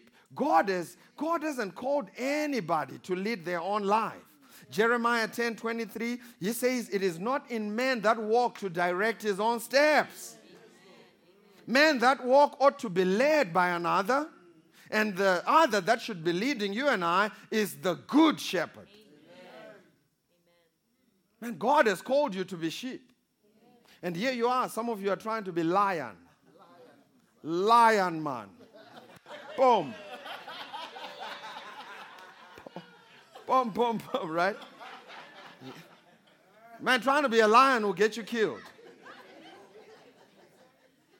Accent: Kwekwe, Midlands, Zimbabwe; I was born in Zimbabwe, small country of Zimbabwe, in a small town called Kwekwe

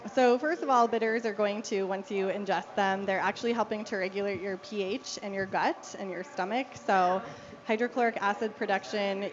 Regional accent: Denver, Colorado, United States; also born or lived in Littleton; I grew up here in Denver

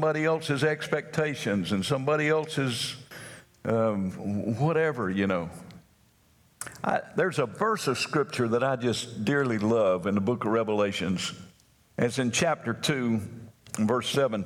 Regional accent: North Carolina, United States; I'm from North Carolina

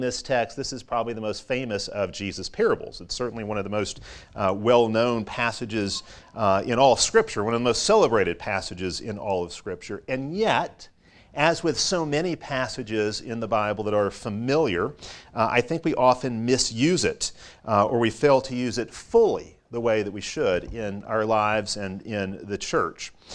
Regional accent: Chicago, Illinois, United States; moved away; I grew up in Chicago

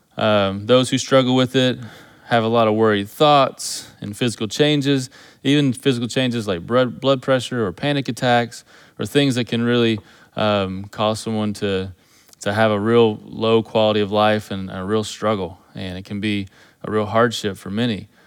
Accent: Kentucky, United States; moved away as an adult; growing up in Kentucky, we don't have alligators in Kentucky

